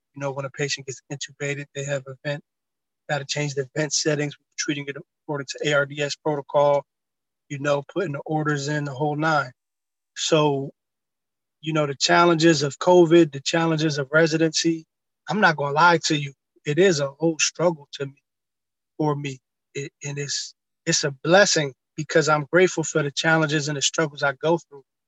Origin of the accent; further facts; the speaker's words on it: Camden County, New Jersey, United States; moved away as an adult; also born or lived in Hartford, Connecticut; now in Jersey City, United States; I've been basically around the whole Camden County area from a young boy from when I was growing up. Uh, I was born in Hartford, Connecticut. We moved to Jersey when I was like three.